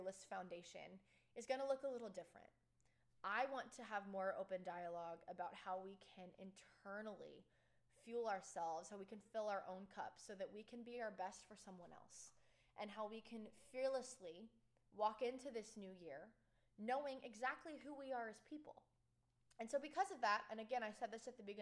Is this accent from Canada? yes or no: no; Texas, United States; moved away as an adult; also born or lived in Oklahoma; I'm from Texas